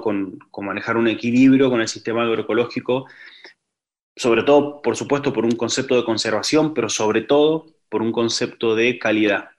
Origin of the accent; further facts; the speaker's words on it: Luján de Cuyo, Mendoza, Argentina; yo nací en Luján de Cuyo, en Mendoza, este, soy, soy mendocino.